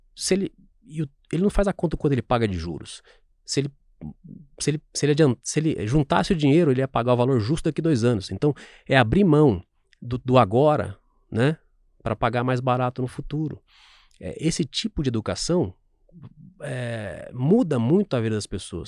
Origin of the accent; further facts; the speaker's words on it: São Sebastião do Paraíso, Minas Gerais, Brazil; moved away; also born or lived in Franca; Eu sou do interior de Minas Gerais e quando eu fiz 18 anos, meu primeiro inteiro com, emprego com carteira foi numa fábrica de sapatos.